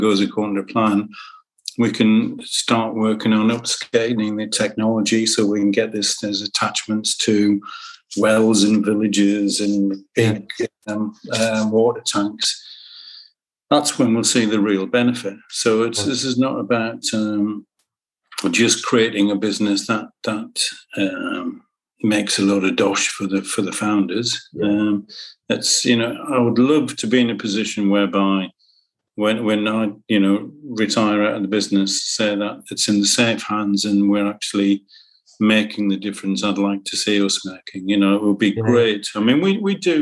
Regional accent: Sunderland, North East England, United Kingdom; I'm a lad from Sunderland.

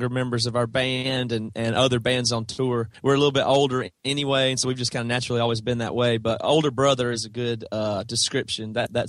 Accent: South Carolina, United States; That's right. Yeah. Toby and Devin and Joel and our original drummer Seth all are from South Carolina. Small town. Same town.

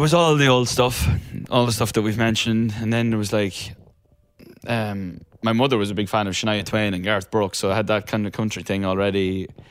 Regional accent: Ireland; also born or lived in London; now in Los Angeles, United States; I grew up in Ireland where it rain, rains for about three hundred and sixty days of the year

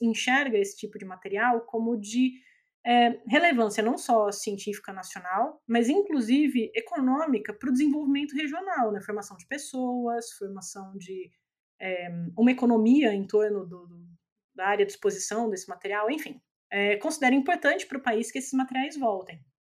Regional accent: Brazil; a gente, como brasileiro

